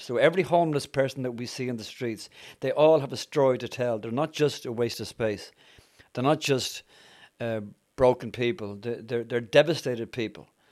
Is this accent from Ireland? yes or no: yes; Dublin, Leinster, Ireland; moved away; also born or lived in Yorkshire; I'm Irish, as some of you have probably picked up. I'm from Dublin